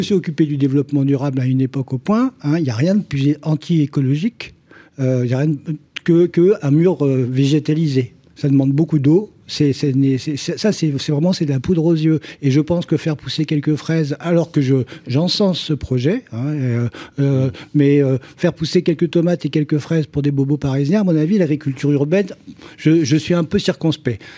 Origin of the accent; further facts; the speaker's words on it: France; chez nous